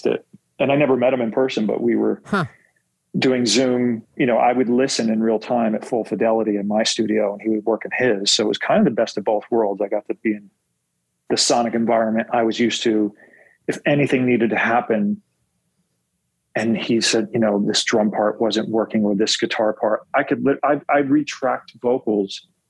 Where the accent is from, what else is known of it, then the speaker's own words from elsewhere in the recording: West Milford, New Jersey, United States; now in Los Angeles, United States; I grew up in West Milford, New Jersey, top of the state